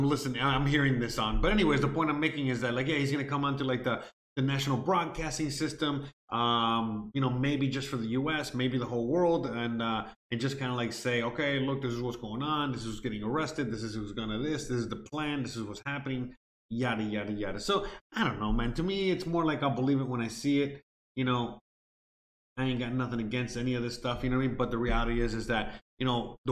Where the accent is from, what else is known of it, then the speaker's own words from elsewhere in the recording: United States; moved away as an adult; now in Mexico; me being an American US citizen